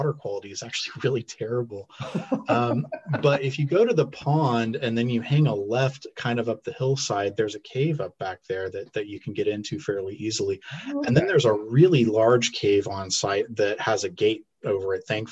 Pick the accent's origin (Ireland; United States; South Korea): United States; Neosho, Missouri; also born or lived in Joplin, Missouri / Springfield, Missouri; I grew up in Newton County. Yeah, that's right. I was born in Joplin.